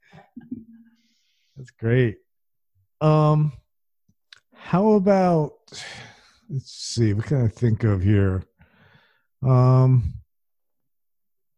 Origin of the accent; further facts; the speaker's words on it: New Jersey, United States; No, I'm from New Jersey